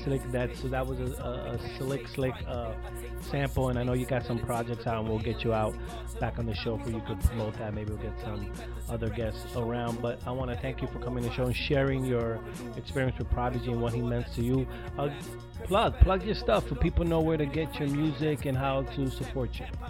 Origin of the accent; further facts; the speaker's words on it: New York City, New York, United States; I grew up New York, obviously. Brooklyn, I'm from Brooklyn